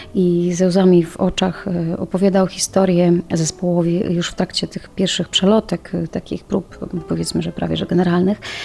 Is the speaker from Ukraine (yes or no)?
yes; Ukraine; now in Poland; Ja sama pochodzę z Ukrainy, moi rodzice nadal tam mieszkają